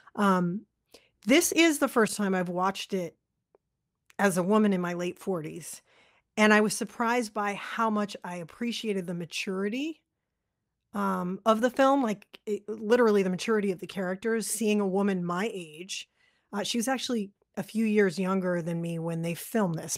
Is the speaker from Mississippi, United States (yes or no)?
no; Massachusetts, United States; born or raised there; also born or lived in Lowell, Massachusetts / Concord, Massachusetts